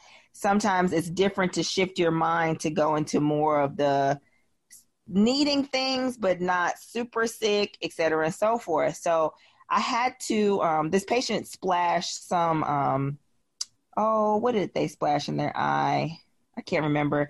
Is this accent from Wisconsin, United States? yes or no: yes; Wisconsin, United States; now in Memphis, United States; I'm from Wisconsin